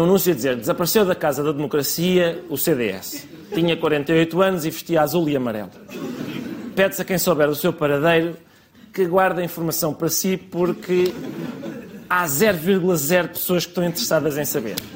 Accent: Colombia; now in Portugal; Sou um católico, venho da Colômbia, é pá, eu vou para Lisboa, não me vou calar enquanto não baixarem as rendas em Odivelas

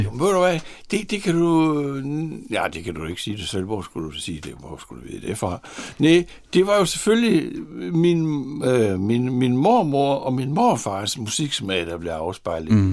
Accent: Horsens, Central Denmark Region, Denmark; Født og borgen i Horsens, på tredje sal i den strandgade

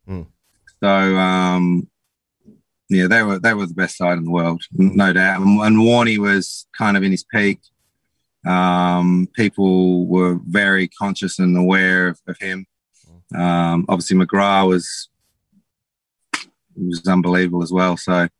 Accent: Ballarat, Victoria, Australia; moved away; also born or lived in England; But I grew up in Ballarat, the mighty cricketing town of Ballarat.

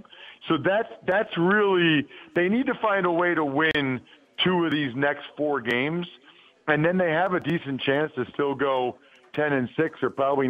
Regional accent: outside of Philadelphia, Pennsylvania, United States; I grew up outside of Philly. I still live here.

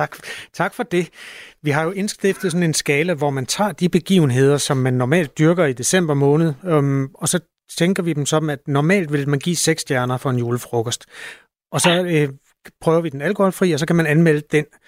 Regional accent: Denmark; som dansker

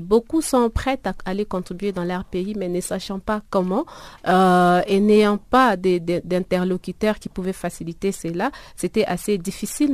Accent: DR Congo; moved away; mon pays d'origine

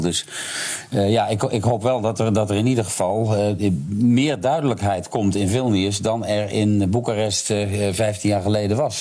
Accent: Netherlands

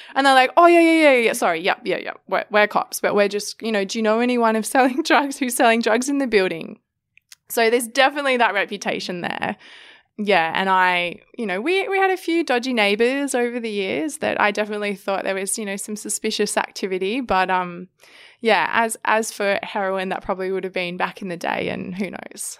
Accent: Sydney, New South Wales, Australia; I grew up in Sydney

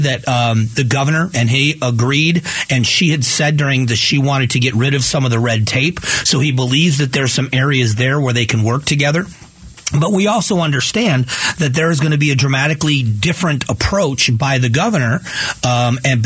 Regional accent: Fort Myers, Florida, United States; moved away; I grew up in Fort Myers, Florida

